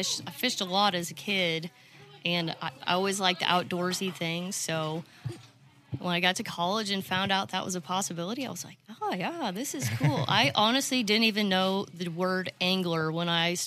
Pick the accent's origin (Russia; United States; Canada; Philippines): United States; Manhattan, Kansas; moved away as an adult; now in Fayetteville, United States; originally I'm from Kansas